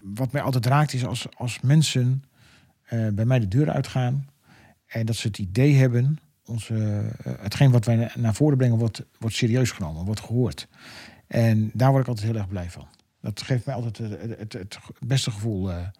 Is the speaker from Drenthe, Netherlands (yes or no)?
yes; Emmen, Drenthe, Netherlands; moved away as an adult; now in Westland, Netherlands; ik ben natuurlijk geboren en getogen in Emmenaar